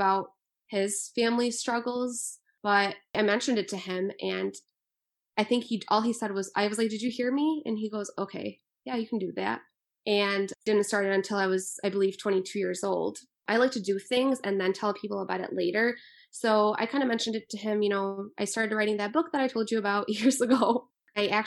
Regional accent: Macomb Township, Michigan, United States; born or raised there; also born or lived in Liège (ASR / likely Lezhë), Albania

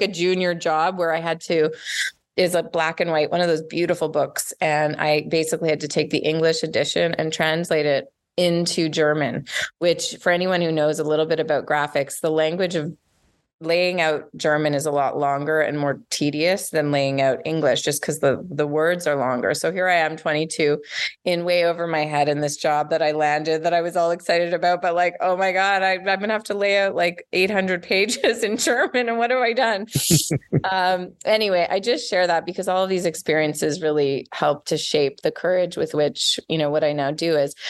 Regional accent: Montreal, Quebec, Canada; accent: Canadian; moved away as an adult; now in Los Angeles, United States; I grew up in Montreal

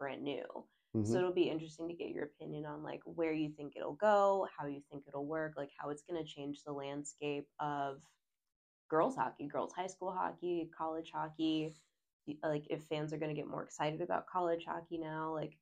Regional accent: southeastern Virginia, United States; moved away; I'm from the most southeastern point of Virginia

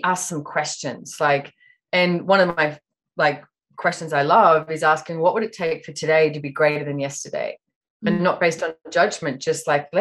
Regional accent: Sydney, New South Wales, Australia; now in Sunshine Coast, Australia; I was born in Sydney, Australia, but I actually live up in Queensland on the Sunshine Coast at the moment.

